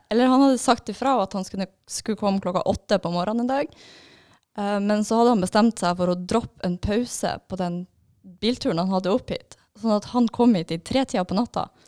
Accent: Trondheim, Trøndelag, Norway; Sånn, jeg er fra Trondheim.

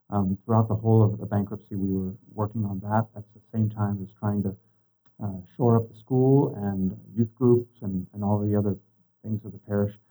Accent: Tri Cities, Washington, United States; also born or lived in Ohio / Spokane, Washington; I was born in Ohio. We moved out to the Tri Cities when I was going into sixth grade, and so lived there and uh, graduated from high school down there, public high school, and then uh, came up to Gonzaga, graduated, and stayed in uh, Spokane

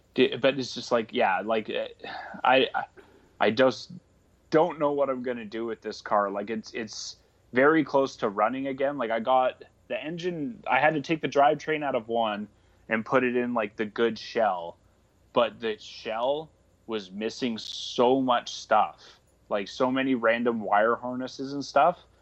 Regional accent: Canada; moved away; I'm originally from Canada

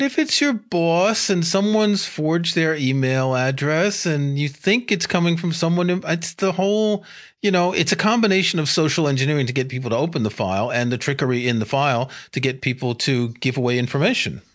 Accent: New York City, New York, United States; I grew up in New York City

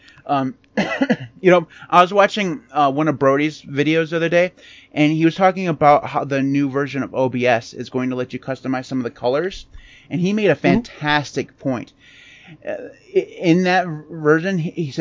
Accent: United States; we're American

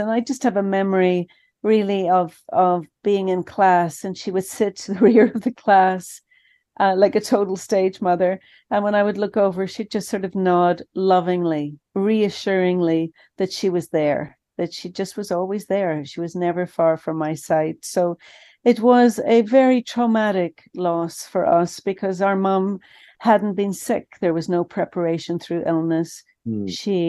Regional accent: Ireland; moved away as an adult; But, you know, when I was leaving Ireland, I grew up in Ireland, Father, and when I was leaving Ireland for college, the college I was going to was in the south of England.

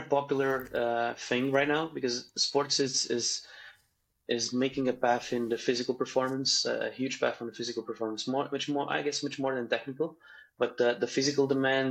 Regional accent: Portugal; I'm a physiotherapist from Portugal

